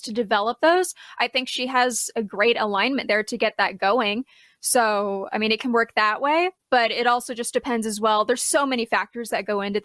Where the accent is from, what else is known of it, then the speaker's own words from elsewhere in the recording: Virginia, United States; now in Sedona, United States; Originally, I'm from Virginia, but now I live in Sedona. So that's in Arizona